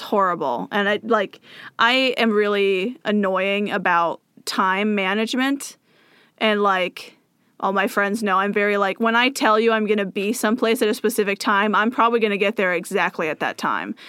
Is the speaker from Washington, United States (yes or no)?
yes; Moses Lake, Washington, United States; moved away as an adult; now in Bellevue, United States; it's my hometown